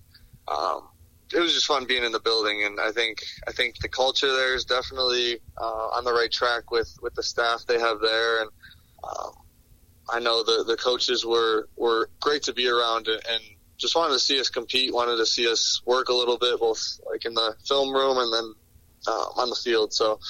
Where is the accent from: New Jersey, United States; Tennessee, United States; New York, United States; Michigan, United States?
Michigan, United States; Detroit; Obviously growing up in Detroit, you kind of watch the Lions the most.